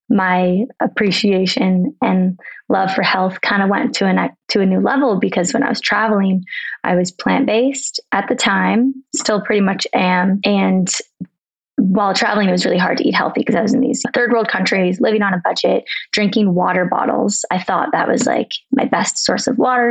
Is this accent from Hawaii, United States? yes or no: no; Arizona, United States; also born or lived in San Diego, California; now in Colorado, United States; I'm from Arizona originally, but I bounce around. I lived in San Diego. I'm now in Colorado